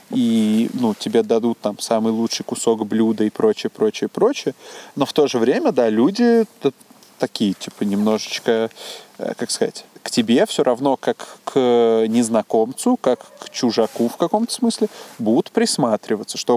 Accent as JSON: {"language": "Russian", "country": "Uzbekistan", "tie": "born or raised there", "said": "Из Узбекистана. И все, что меня как-то культурно сформировало, тоже все было на русском языке. В смысле, я вырос там на Карлсоне"}